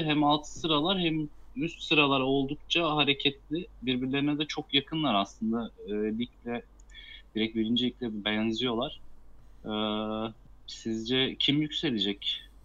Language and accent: Turkish; Karabük Province, Turkey; ben bir Karabüklü olarak